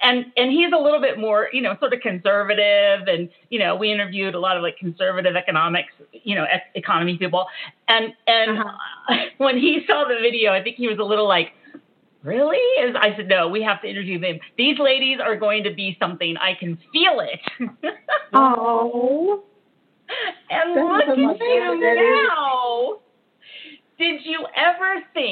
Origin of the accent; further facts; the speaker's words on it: California, United States; growing up in California